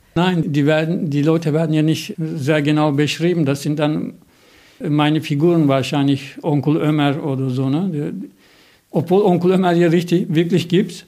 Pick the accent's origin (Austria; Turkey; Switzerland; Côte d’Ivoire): Turkey; now in Germany; Ich bin ja Türke in Deutschland